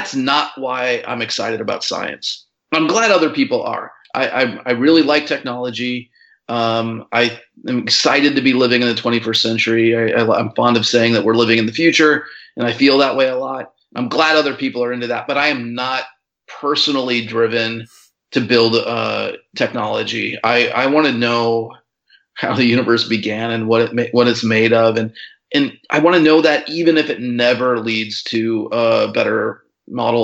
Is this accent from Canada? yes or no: no; rural Minnesota, United States; I grew up in, you know, the countryside of rural Minnesota, 7 miles to the nearest town